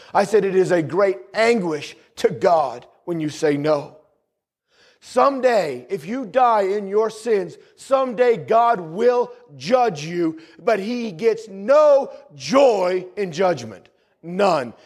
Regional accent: New England, United States; also born or lived in the South (US); Where I grew up in New England, it's you guys, you guys

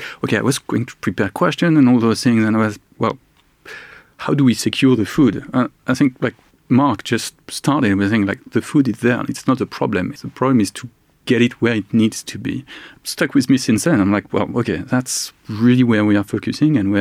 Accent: France; moved away as an adult; now in United Kingdom; I've been in the UK for 14 years, originally from France

